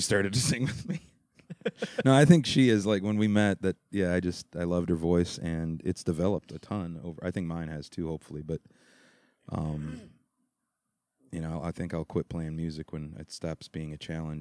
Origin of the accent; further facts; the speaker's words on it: Detroit, Michigan, United States; accent: Midwestern or Detroit; I grew up in and around Detroit